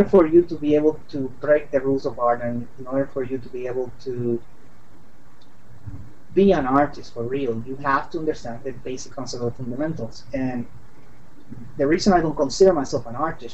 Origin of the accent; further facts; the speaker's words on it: San Juan, Puerto Rico; now in Washington, D.C., United States; I'm from San Juan, Puerto Rico, and I am a freelance illustrator here in the Washington, D.C. area